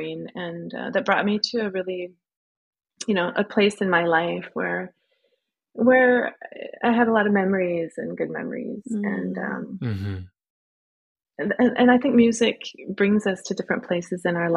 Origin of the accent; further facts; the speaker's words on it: Midwest, United States; moved away as an adult; now in Norway; I'm American living in Norway